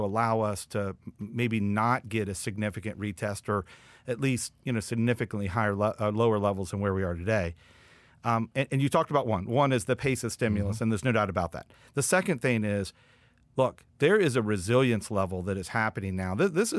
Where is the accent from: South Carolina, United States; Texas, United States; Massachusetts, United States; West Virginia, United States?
West Virginia, United States; I am from West Virginia.